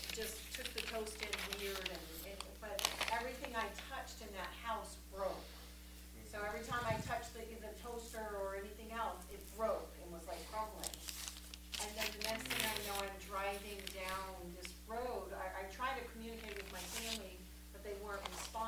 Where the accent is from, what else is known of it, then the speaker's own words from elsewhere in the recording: Westbrook, Maine, United States; moved away; I'm from there